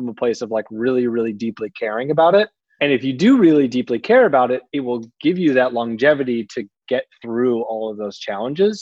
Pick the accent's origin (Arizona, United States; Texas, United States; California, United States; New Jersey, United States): California, United States; Palo Alto; also born or lived in San Francisco; I grew up down in Palo Alto